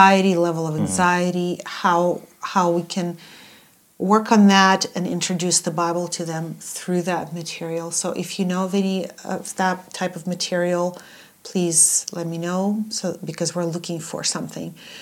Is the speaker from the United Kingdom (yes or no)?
no; Odesa, Odesa Oblast, Ukraine; I'm from Odessa.